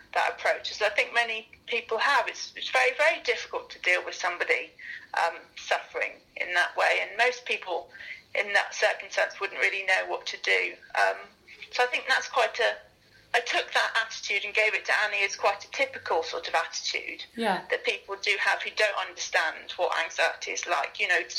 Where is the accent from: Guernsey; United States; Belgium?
Guernsey; moved away; also born or lived in north of England; I come from Guernsey originally, so I wasn't used to the variety of English accents